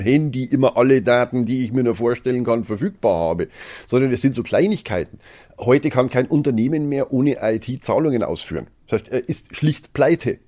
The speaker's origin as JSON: {"language": "German", "country": "Germany", "said": "bei uns in Deutschland"}